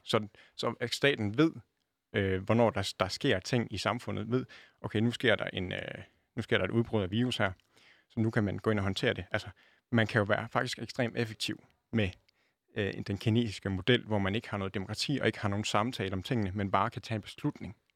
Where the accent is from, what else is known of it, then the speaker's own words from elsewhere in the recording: Denmark; jeg ser mig også selv øh, både som dansker